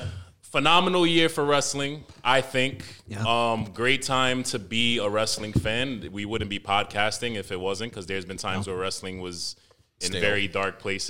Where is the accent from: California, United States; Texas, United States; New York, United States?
New York, United States; New York City; I'm from Manhattan.